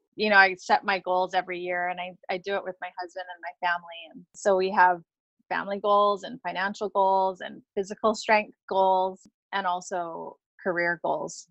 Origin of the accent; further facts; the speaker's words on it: Hawaii, United States; I grew up in Hawaii